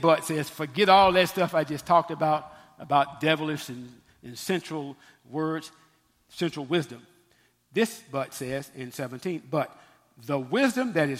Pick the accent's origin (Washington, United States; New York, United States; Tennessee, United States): Tennessee, United States; Memphis; I'm from Memphis